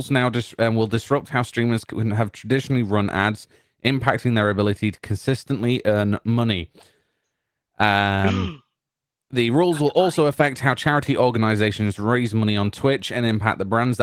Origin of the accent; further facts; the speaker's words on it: United Kingdom; I'm British